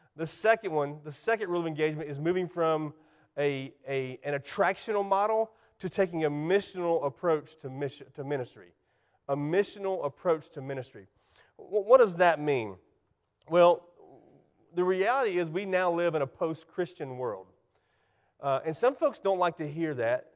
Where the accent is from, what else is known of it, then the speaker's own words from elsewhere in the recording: Spartanburg, South Carolina, United States; also born or lived in Anderson, South Carolina; in nineteen eighty-one, I moved from Anderson to Spartanburg